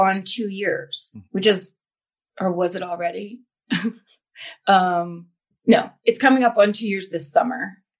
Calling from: Los Angeles, California, United States; also born or lived in Burbank; I am calling from Los Angeles, from the Valley. Nice. I used to live in Burbank, and then I moved into the Valley proper

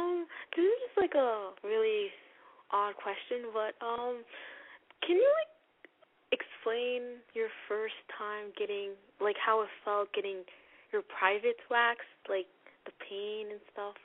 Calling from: Canada; I'm 16, and I'm calling from Canada.

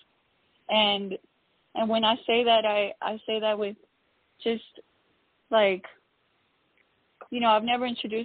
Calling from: Houston, Texas, United States; I'm calling in from Houston, Texas

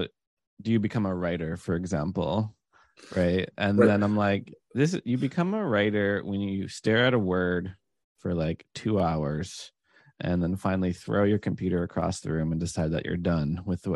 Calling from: San Francisco, California, United States; I'm in San Francisco right now.

